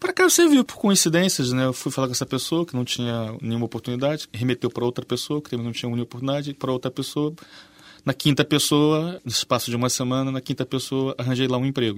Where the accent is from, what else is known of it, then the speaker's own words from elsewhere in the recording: Rio de Janeiro, Brazil; moved away as an adult; now in Portugal; eu não sou exatamente o brasileiro mais típico. Mesmo lá, e sou é carioca ainda por cima